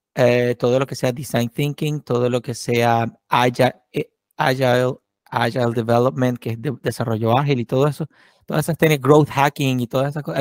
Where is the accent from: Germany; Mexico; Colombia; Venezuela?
Venezuela; moved away as an adult; a mí me pasó también como venezolano